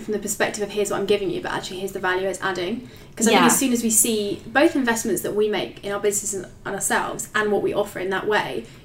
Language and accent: English; United Kingdom; we're British